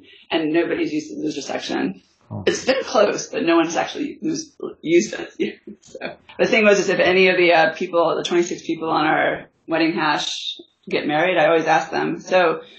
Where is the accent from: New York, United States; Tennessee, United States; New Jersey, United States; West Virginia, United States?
West Virginia, United States; moved away; I was originally from West Virginia